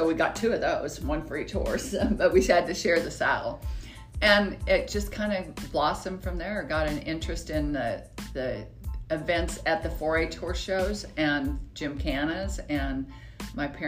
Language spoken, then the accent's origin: English; Las Vegas, Nevada, United States; moved away as an adult; also born or lived in Arizona; now in Texas, United States; I was born and raised in Las Vegas